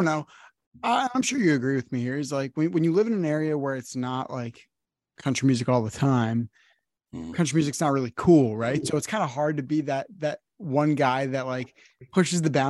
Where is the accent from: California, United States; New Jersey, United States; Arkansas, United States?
New Jersey, United States; I'm from the North, I'm from New Jersey